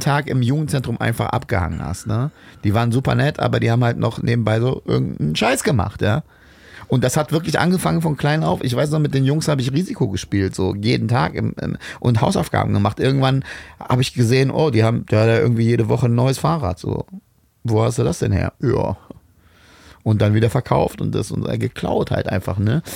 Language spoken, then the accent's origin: German; Bad Pyrmont, Lower Saxony, Germany; ich bin aber in Bad Pyrmont aufgewachsen